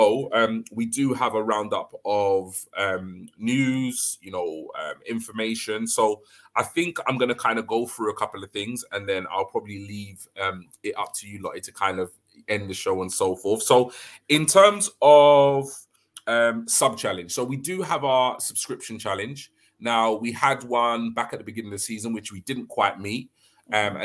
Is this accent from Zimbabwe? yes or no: no; London, United Kingdom; moved away as an adult; I'm originally from London, even though I've recently moved